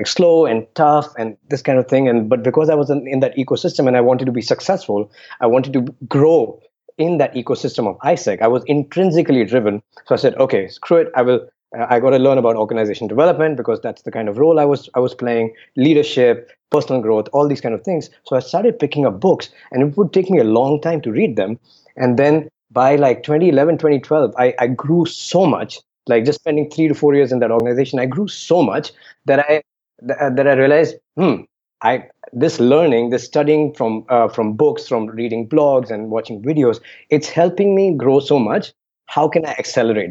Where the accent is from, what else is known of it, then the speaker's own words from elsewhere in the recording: Delhi, India; I grew up in Delhi, which means arrogant for no reason